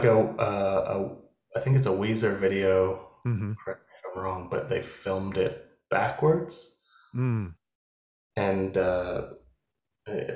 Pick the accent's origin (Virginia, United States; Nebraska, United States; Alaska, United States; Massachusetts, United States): Alaska, United States; Anchorage; I grew up in Anchorage, Alaska